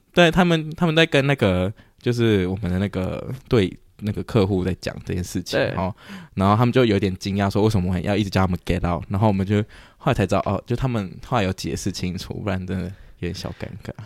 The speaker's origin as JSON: {"language": "Chinese", "country": "Taiwan", "tie": "born or raised there", "said": "在台湾出生"}